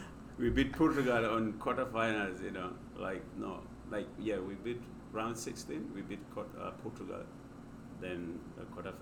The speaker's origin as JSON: {"language": "English", "country": "Gambia", "tie": "born or raised there", "moved": "yes", "said": "As you know, I was born and raised in Gambia. You know, it's a small country in West Africa, like really one of the smallest in Africa."}